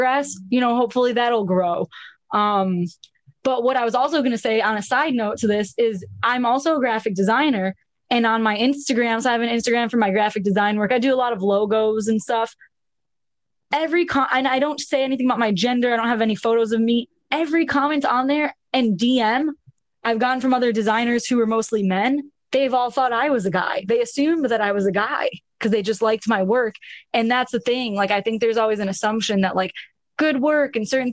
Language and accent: English; Buffalo, New York, United States; I'm from Buffalo, New York.